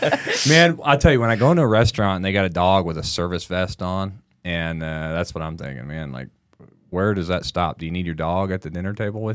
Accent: Missouri, United States; also born or lived in Texas; Yeah, like I was born in Missouri.

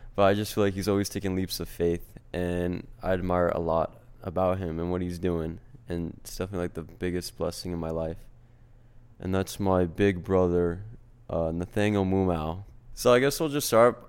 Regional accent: New Jersey, United States; We're from New Jersey

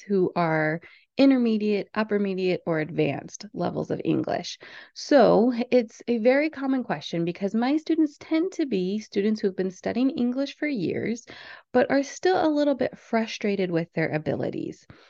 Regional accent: United States; I'm from the United States

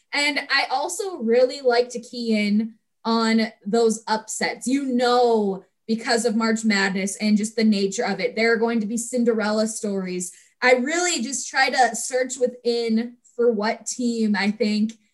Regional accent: Rochester, Minnesota, United States; from Rochester, Minnesota, my hometown

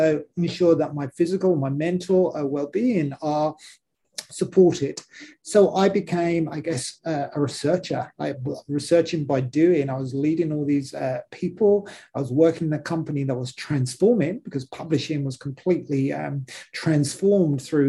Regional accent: London, United Kingdom; moved away as an adult; now in Australia; I wasn't born in Australia. I've been in Australia for about 6 years now. Prior to that, I spent most of my life in London

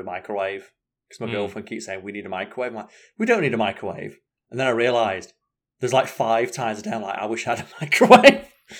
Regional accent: Scunthorpe, Yorkshire and the Humber, United Kingdom; also born or lived in Sheffield; I'm from Sheffield. I'm originally from Scunthorpe, aren't I?

